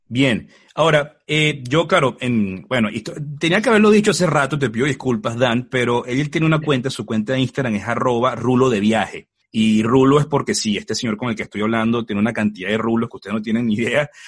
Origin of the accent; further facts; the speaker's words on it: Venezuela; yo soy venezolano